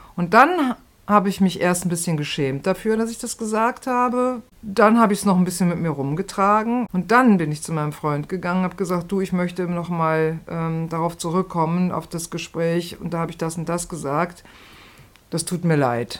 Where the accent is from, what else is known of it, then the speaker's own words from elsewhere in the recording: Rhineland, Germany; now in Berlin, Germany; ich komme ja auch aus dem Rheinland